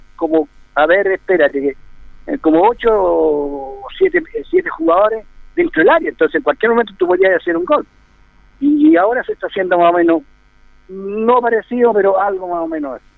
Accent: Cauquenes, Maule, Chile; moved away as an adult; also born or lived in Colchagua; now in Linares, Chile; yo nací en Cauquienes el año 64, el año 64, 63 mejor dicho, el año 63 jugando allá en Cauquene por el Maximiliano Oviedo

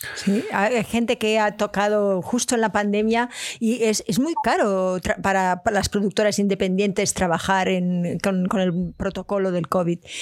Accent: Barcelona, Catalonia, Spain; Yo soy de Barcelona

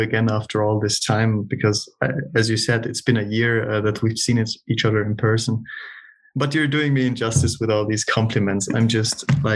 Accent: South Tyrol, Trentino-Alto Adige, Italy; moved away as an adult; now in Munich, Germany; I was born in Northern Italy, like little country of South Tyrol in the mountains

